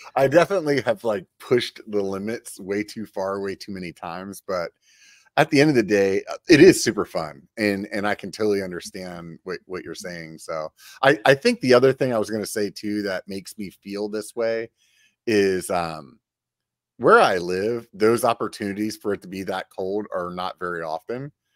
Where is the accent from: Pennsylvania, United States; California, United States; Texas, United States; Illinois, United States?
Pennsylvania, United States; now in Sacramento, United States; I grew up in Pennsylvania